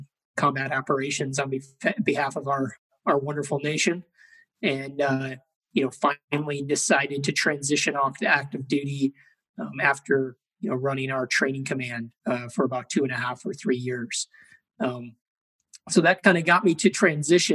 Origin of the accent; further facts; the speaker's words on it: Chicago, Illinois, United States; I grew up in Chicago, Illinois